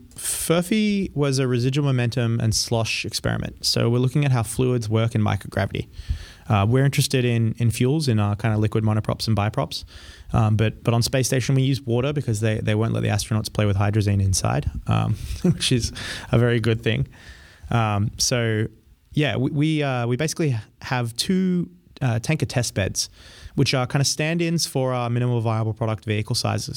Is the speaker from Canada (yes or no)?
no; Australia; also born or lived in France / Colorado; now in United States; I grew up in Australia